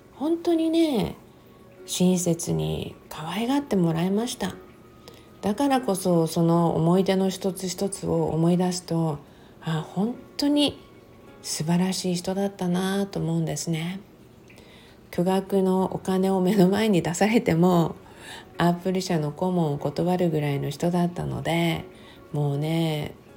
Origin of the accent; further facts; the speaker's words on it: Okinawa, Japan; moved away as an adult; also born or lived in Texas; 私はもう生まれも育ちも沖縄で、沖縄がもちろん私の人生の中で、まだまだ一番長い、あの、住んだね、ところ、ふるさとではあるんですね